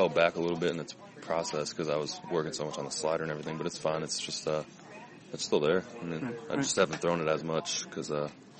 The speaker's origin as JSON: {"language": "English", "town": "Evergreen Park", "region": "Illinois", "country": "United States", "tie": "born or raised there", "also_born_or_lived": "New Lenox, Illinois", "said": "I grew up in Evergreen Park, which is right by Oak Lawn, and then we moved to New Lenox when I was a freshman in high school."}